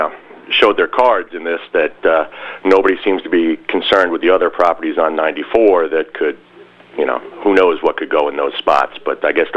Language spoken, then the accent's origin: English; Warwick, New York, United States; I'm calling from Warwick. I've lived in Warwick my whole life.